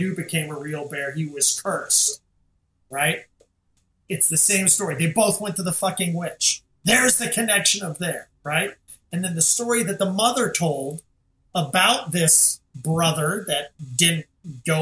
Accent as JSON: {"language": "English", "region": "Scotland", "country": "United Kingdom", "said": "I'm Scottish"}